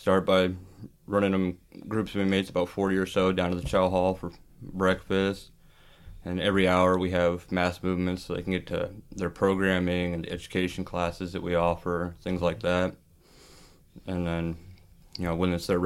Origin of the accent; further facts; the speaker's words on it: Boise, Idaho, United States; also born or lived in Pocatello, Idaho; I was born and raised in Boise, Idaho